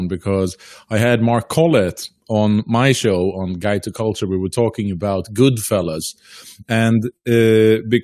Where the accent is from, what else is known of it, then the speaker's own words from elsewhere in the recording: Faroe Islands; now in Norway; I'm originally from the Faroe Islands. I live on mainland Scandinavia, but in Norway